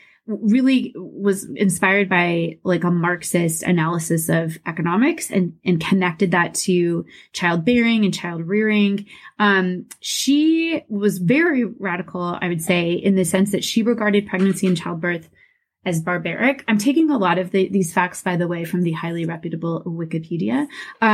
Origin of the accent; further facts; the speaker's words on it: Des Moines, Iowa, United States; Mandy and I grew up in Des Moines, Iowa. That's where I currently live